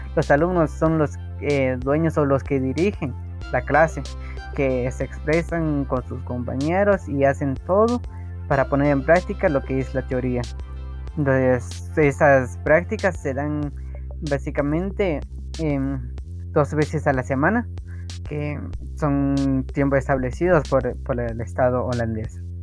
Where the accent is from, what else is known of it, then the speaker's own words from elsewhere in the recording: Santiago Chimaltenango, Huehuetenango, Guatemala; Soy de Santiago Chimaltenango, del departamento de Otenango, del país de Guatemala